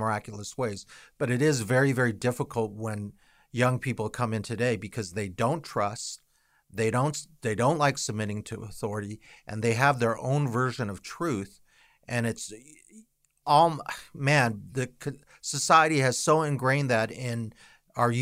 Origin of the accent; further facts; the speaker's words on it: United States; we as an American culture